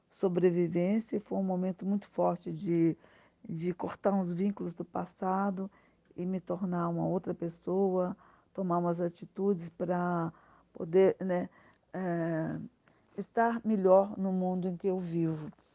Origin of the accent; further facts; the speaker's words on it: Brazil; moved away; also born or lived in Spain; eu me senti muito mais brasileira e compreendi também, é, a partir do momento que eu retornei ao Brasil, que eu sou espanhola